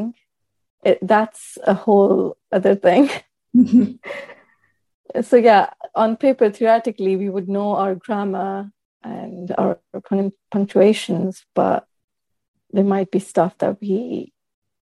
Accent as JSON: {"language": "English", "country": "Pakistan", "also_born_or_lived": "Scotland / Newcastle", "first_language": "Urdu", "second_language": "English", "moved": "as an adult", "lives_now": "Liverpool, United Kingdom", "said": "My native language is Urdu. I am originally from Pakistan. I moved here 4.5 years"}